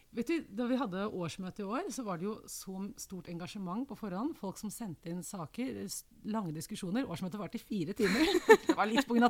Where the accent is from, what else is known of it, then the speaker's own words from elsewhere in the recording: Oslo, Norway; Jeg vokste opp i Oslo